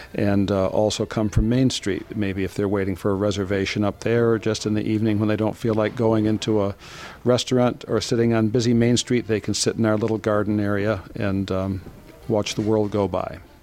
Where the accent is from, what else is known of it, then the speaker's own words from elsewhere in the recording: Ann Arbor, Michigan, United States; I grew up around Ann Arbor